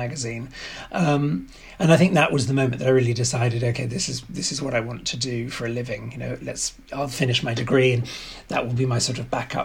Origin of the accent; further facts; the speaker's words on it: London, United Kingdom; also born or lived in Oxford / New York; So I'm English and I grew up in London and started my career in London.